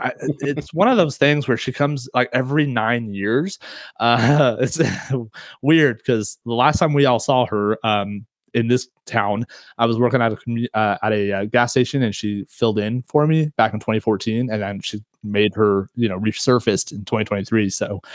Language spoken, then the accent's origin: English; Kansas, United States; I'm a Kansanadian, meaning I'm from Kansas.